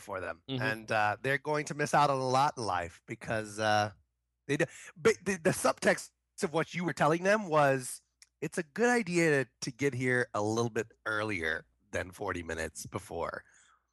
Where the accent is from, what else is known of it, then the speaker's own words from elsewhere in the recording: New Orleans, Louisiana, United States; moved away; I say from New Orleans